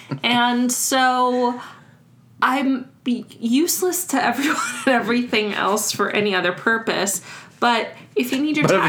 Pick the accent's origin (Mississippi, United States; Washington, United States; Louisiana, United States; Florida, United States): Florida, United States; South; I grew up in South Florida